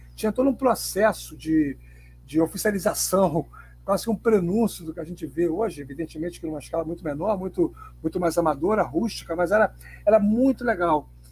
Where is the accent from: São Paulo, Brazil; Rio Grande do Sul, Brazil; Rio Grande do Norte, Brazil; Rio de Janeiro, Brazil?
Rio de Janeiro, Brazil; sou nascido e criado em Bom Sucesso. Moro na, na Tijuca há apenas quatro meses, cinco meses.